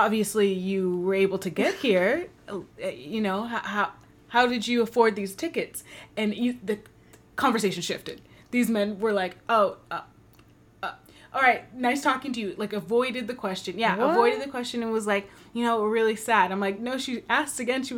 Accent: Bay Area, California, United States; I'm from the Bay Area

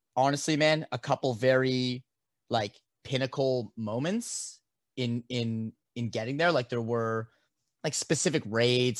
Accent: Canada; being a Canadian living in a completely legal to smoke

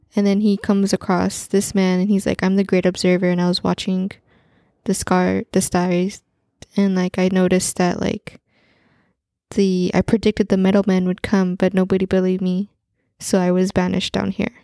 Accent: Central Valley, California, United States; we grew up in Central Valley, California

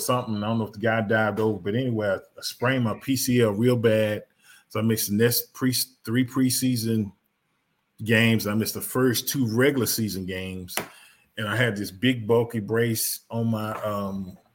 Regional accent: Dallas, Texas, United States; I grew up in Dallas, a Cowboy fan

